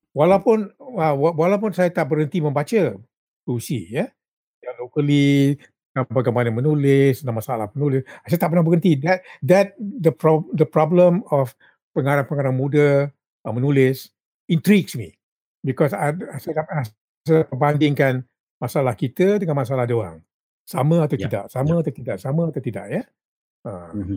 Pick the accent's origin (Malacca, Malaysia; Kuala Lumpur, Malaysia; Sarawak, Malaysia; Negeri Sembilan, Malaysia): Negeri Sembilan, Malaysia; Rembau; kampung saya di Rembau